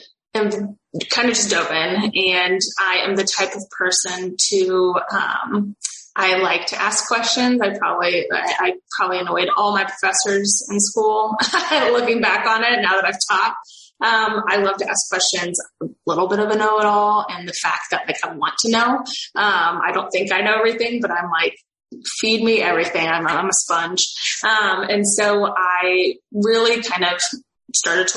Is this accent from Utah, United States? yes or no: no; Missouri, United States; I'm from Missouri, a very rural state.